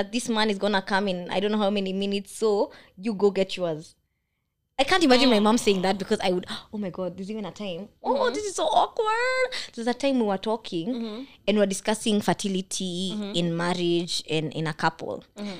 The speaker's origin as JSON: {"language": "English", "country": "Kenya", "first_language": "Kikuyu", "said": "Stop speaking my mother tongue. But then the older I've gotten, I'm like, I can't communicate with my elders. Because they're talking to me in Kikuyu."}